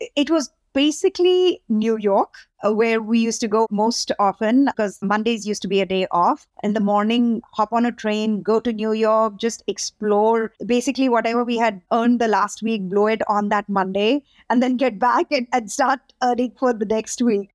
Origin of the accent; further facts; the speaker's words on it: India; now in Nashville, United States; growing up in India at that time